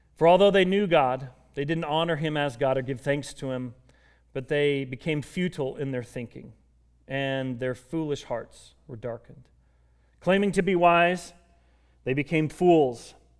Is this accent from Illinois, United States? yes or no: no; Colorado, United States; moved away as an adult; also born or lived in Kansas; I grew up in Colorado